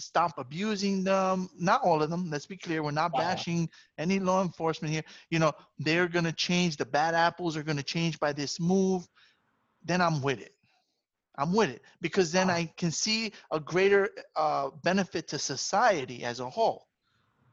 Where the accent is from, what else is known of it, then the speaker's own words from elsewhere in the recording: New York City, New York, United States; I grew up in the Bronx